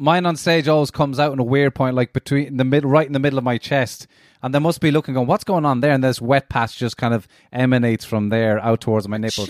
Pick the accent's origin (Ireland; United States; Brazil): Ireland; Cork, Munster; any time we came up from Cork